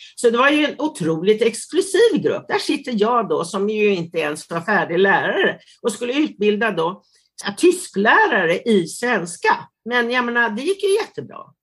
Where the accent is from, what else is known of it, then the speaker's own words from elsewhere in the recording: Sweden; accent: Swedish; first language Swedish; moved away as an adult; also born or lived in Italy / Sydney, Australia; fortfarande min engelska är sådär så att liksom det skriker ut att jag har en svensk accent